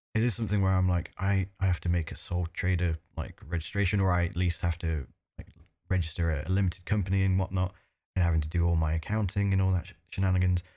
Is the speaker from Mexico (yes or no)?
no; United Kingdom; as a British person who's used to free healthcare